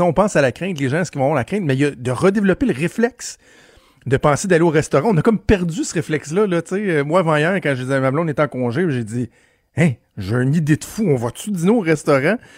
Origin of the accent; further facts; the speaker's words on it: Quebec, Canada; en tant que Québécois